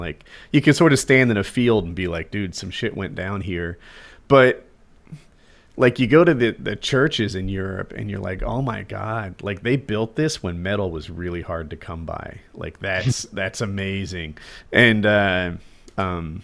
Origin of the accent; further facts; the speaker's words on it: United States; as an American